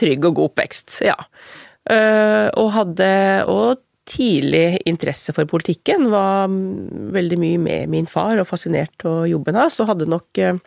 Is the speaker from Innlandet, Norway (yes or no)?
yes; Kvam, Innlandet, Norway; Jeg har vokst opp i Kvam, som er i Littlebygd, midt i Gudbrandsdalen.